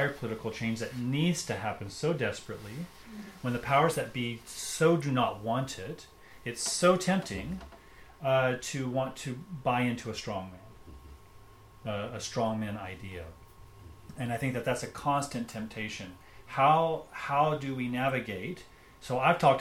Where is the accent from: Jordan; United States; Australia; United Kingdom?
United States; I grew up, I'm an American